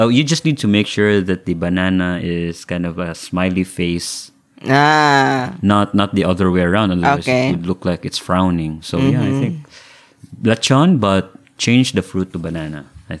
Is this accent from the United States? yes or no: no; Philippines; I'm Filipino